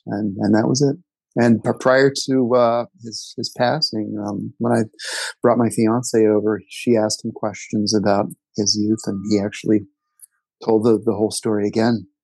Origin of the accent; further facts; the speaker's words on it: Dayton, Ohio, United States; now in Washington, D.C., United States; we grew up in Dayton, Ohio